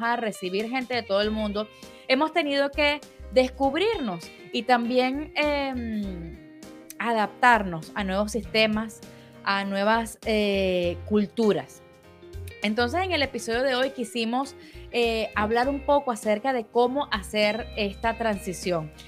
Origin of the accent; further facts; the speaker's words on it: Venezuela; como venezolanos